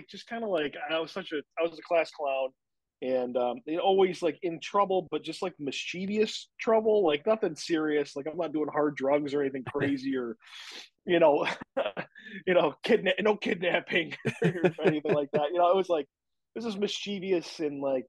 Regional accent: Williamson, New York, United States; also born or lived in Batavia, New York; I grew up in Williamson, which is like, you know, Apple Country, USA

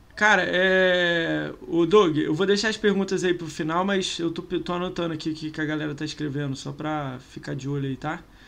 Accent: Rio de Janeiro, Brazil; eu sou do Rio

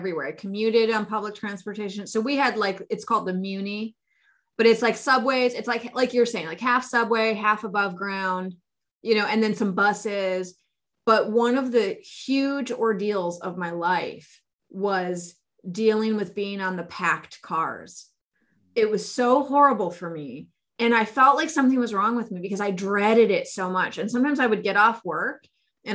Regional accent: Bay Area, California, United States; I come from the Bay Area

